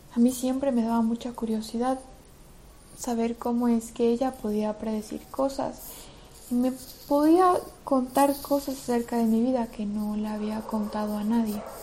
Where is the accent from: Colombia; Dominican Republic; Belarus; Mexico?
Belarus; moved away; also born or lived in Madrid, Spain; en Rusia y en Bielorrusia, que es de donde soy específicamente